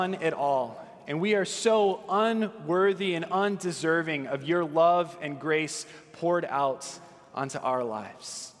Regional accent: Southern California, United States; I grew up in Southern California

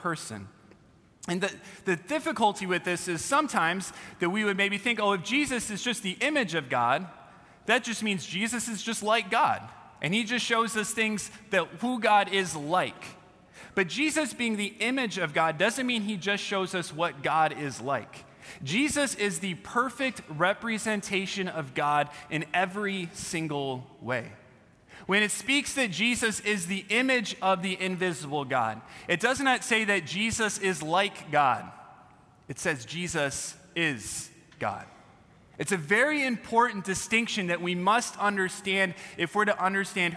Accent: California, United States; I'm from California

